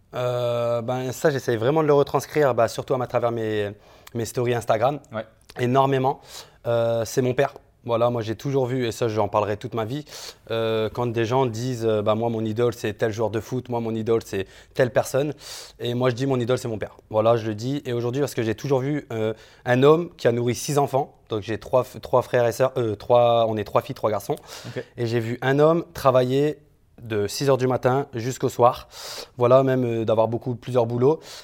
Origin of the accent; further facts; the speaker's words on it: France; moved away as an adult; now in Dubai, United Arab Emirates; Je suis de France directement et maintenant, ben, donc je vis sur Dubaï.